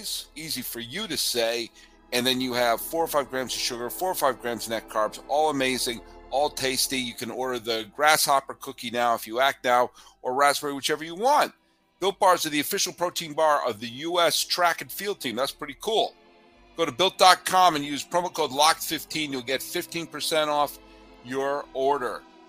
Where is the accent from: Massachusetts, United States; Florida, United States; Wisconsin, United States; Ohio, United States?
Massachusetts, United States; suburbs of Boston; moved away; also born or lived in Connecticut; I did the majority of my growing up in the suburbs of Boston